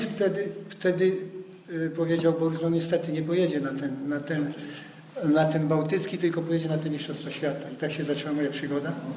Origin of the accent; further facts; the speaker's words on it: about 50 km outside Wrocław, Lower Silesian Voivodeship, Poland; mieszkałem spoza Wrocławia. Nie mieszkałem, nie jestem z Wrocławia. Pięćdziesiąt kilometrów